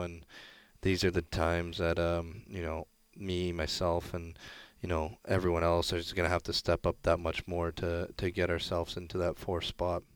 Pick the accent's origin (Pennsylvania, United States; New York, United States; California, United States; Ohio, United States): Ohio, United States; Columbus; moved away; also born or lived in Hartford, Connecticut / Brampton, Ontario; born in Hartford. But, um, yeah, Columbus, I'd say, is, uh, my hometown just outside of Columbus